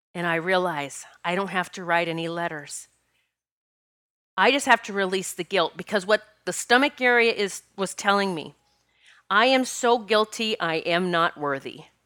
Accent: Rapid City, South Dakota, United States; I grew up in Rapid City, South Dakota

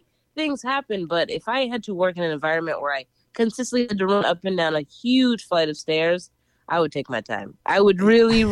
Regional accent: Philadelphia, Pennsylvania, United States; now in New York City, United States; I'm from Philly

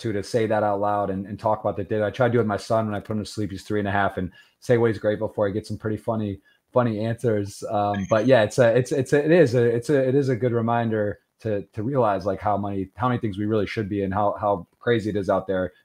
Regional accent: Ann Arbor, Michigan, United States; I'm from Michigan, grew up in Ann Arbor

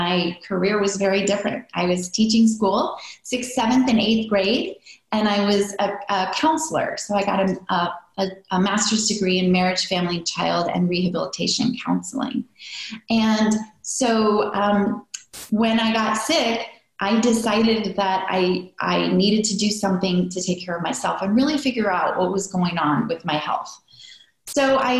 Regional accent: near Chicago, Midwest, United States; I grew up in the Midwest

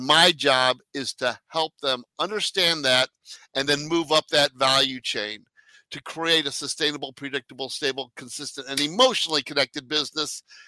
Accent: Arnold, Missouri, United States; also born or lived in France / South Korea; I was born in France, raised in Arnold, Missouri. Grew up in South Korea and live in the middle of Silicon Valley

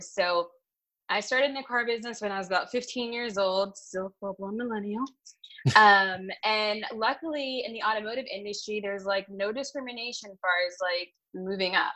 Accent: Washington, District of Columbia, United States; my hometown

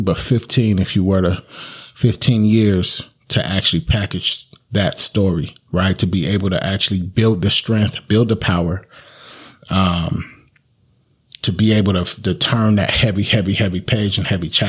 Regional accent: Sacramento, California, United States; I grew up in Valley High

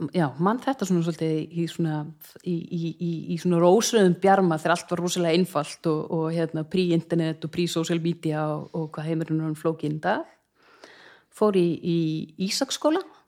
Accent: Reykjavík, Capital Region, Iceland; also born or lived in Hafnarfjörður; ég er fætt og uppalinn í Hafnarfyrði til fjögur eða fimm ára aldurs og þá skildu fóröldra mínir og ég flutti með mammu til Reykjavíkur

